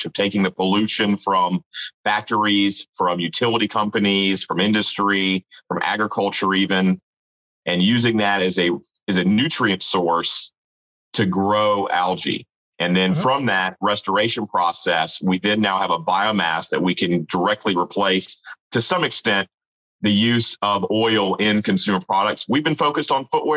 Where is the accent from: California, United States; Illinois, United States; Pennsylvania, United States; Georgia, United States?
Georgia, United States; Marietta; So I'm from Atlanta, a suburb of Atlanta called Marietta